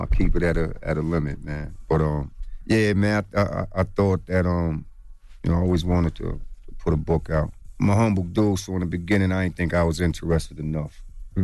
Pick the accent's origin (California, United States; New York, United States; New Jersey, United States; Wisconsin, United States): New York, United States; Long Island; I'm from Long Island